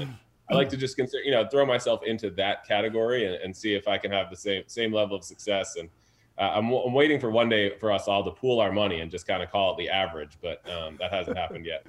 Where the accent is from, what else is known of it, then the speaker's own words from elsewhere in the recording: Fairfield, Connecticut, United States; also born or lived in New York / Harlem, New York; I was born in New York and probably learned to play a little bit in Harlem, where it's ninety-five to ninety-eight percent minority community. And then I moved to Fairfield, Connecticut